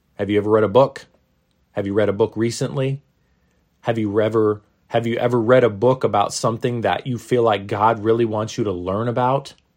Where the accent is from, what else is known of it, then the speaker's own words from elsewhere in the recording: Maine, United States; When I was a little kid growing up in Maine, uh, in the northeastern United States